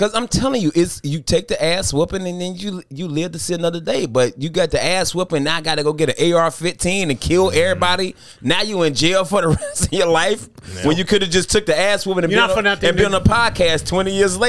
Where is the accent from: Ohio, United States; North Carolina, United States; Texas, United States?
North Carolina, United States; Greensboro; my hometown, Greensboro.